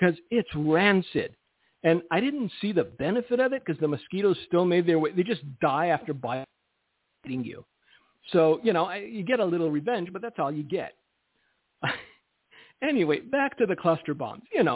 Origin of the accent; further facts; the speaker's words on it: United States; I'm an American, my Romanian passport expired.